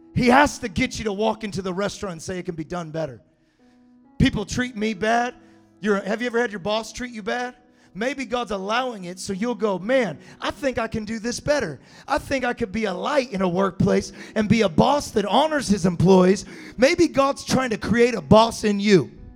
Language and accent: English; Galt, California, United States; I grew up in Galt, California.